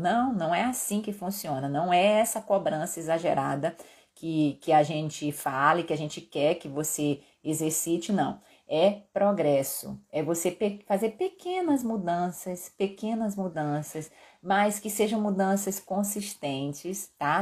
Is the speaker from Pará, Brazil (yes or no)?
yes; Belém, Pará, Brazil; now in Belo Horizonte, Brazil; eu sou paraense acostumada com o calor que faz em Belém